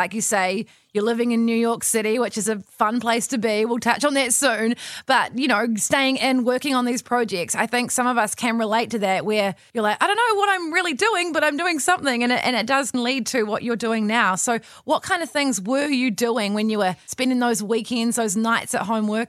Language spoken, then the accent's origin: English; New Zealand; I think growing up in New Zealand, or a lot of people who listen from Australia as well, we go overseas.